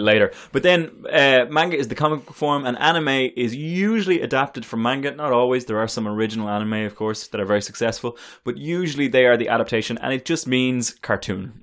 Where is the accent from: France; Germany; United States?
United States; we as American comic book consumers